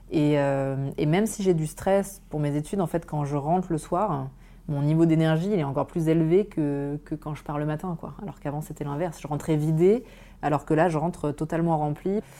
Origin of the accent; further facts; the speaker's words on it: Auvergne-Rhône-Alpes, France; moved away as an adult; also born or lived in Grenoble / Lille; j'ai grandi en Auvergne